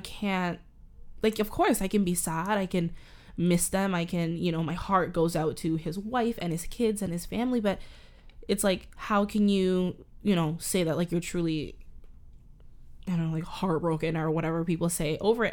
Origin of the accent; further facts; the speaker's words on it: Canada; accent: Canadian; I'm a Canadian, I live in Canada